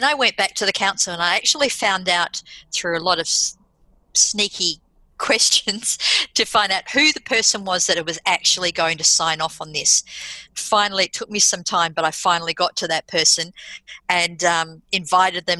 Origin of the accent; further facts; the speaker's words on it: Australia; also born or lived in United Kingdom; As an Australian